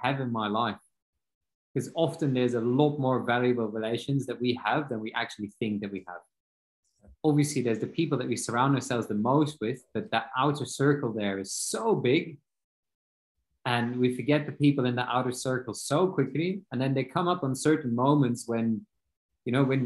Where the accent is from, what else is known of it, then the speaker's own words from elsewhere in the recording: Belgium; moved away as an adult; now in Austria; I'm from Belgium.